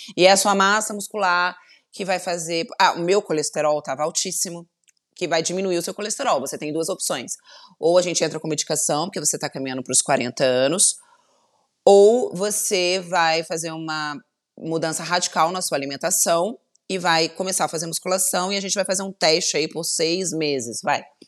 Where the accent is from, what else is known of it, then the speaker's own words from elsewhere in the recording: Volta Redonda, Rio de Janeiro, Brazil; accent: light carioca; eu sou de Volta Redonda, eu sou fluminense, interior do Rio